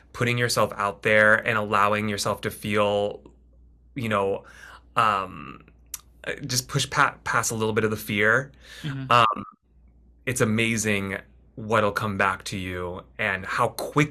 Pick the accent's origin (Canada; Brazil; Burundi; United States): United States; San Francisco, California; moved away as an adult; also born or lived in Philadelphia, Pennsylvania; now in New York, United States; I'm originally from California, northern, in like Bay Area, San Francisco area